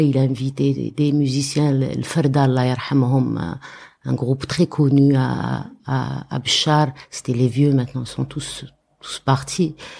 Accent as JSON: {"language": "French", "town": "Béchar", "region": "Béchar Province", "country": "Algeria", "also_born_or_lived": "Paris, France", "moved": "as an adult", "lives_now": "France", "said": "je venais du Char mhm. d'Algérie"}